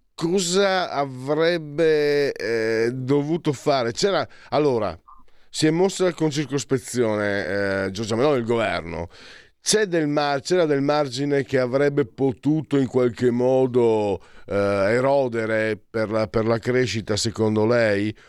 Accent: Friuli-Venezia Giulia, Italy; io vengo dal Friuli dove la bestemmia ti, scappi, ti scappa facile

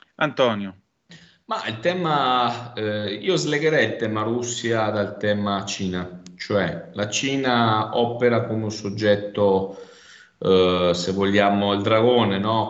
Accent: province of Rovigo, Veneto, Italy; Io vengo dalla provincia di Rovigo

